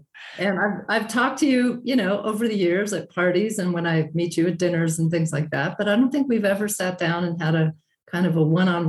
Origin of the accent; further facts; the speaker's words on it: Arizona, United States; moved away as an adult; also born or lived in New York / Portland, Maine / Oregon / France; now in Taos, United States; I'm from Arizona, so I'm not really new to the Southwest. I grew up in Arizona. Then I was a New Yorker for 20 years after going to Reed College in Oregon. Then I lived in Portland, Maine for 10 years.